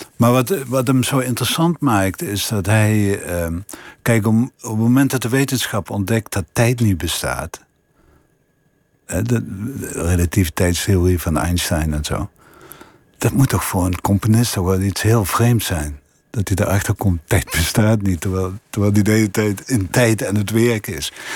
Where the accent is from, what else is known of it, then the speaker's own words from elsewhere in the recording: Limburg, Netherlands; accent: Limburgish; mijn Limburgse accent